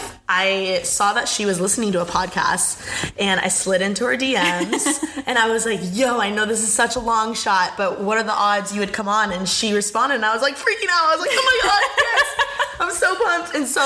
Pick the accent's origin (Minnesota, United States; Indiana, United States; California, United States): Indiana, United States; moved away; I'm from Indiana.